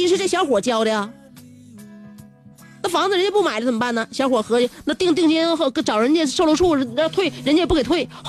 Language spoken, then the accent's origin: Chinese; Liaoning, China; 在我老家过的。我老家，嗯，你知道你知道在哪吗？不知道啊，没出没出辽宁省。每一次啊，我老家的边上再往偏走呢，就是农村，然后旁边有一条小河。